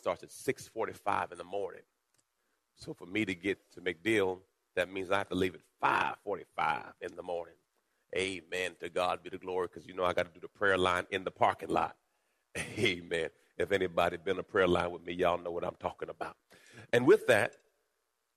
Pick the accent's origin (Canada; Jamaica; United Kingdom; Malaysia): Jamaica; I was born in Jamaica